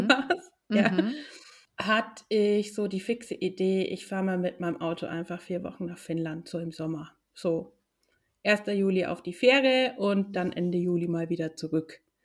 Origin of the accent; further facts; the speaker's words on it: Nuremberg, Bavaria, Germany; now in Helsinki, Finland; Ich komme ursprünglich aus Nürnberg